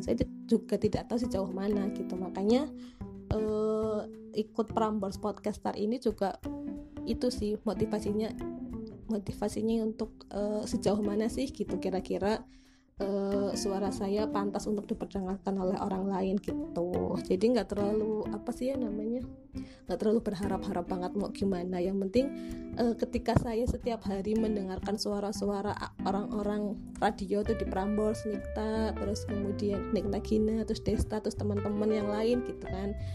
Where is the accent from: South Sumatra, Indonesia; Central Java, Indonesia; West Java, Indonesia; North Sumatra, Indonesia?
Central Java, Indonesia; Ngapak area; accent: Ngapak; also born or lived in Purwokerto / Yogyakarta; saya itu logatnya kan legat ngapak gitu ya, legat ngapak